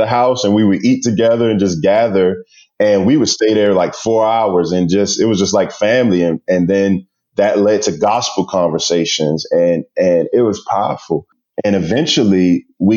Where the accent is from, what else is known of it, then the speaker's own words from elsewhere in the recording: Prince George's County, Maryland, United States; growing up in Prince George's County, it's predominantly Black